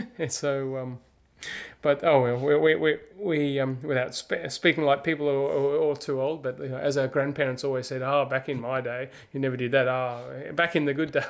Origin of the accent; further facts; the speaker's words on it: Australia; moved away; me, as an Australian, I could come back in January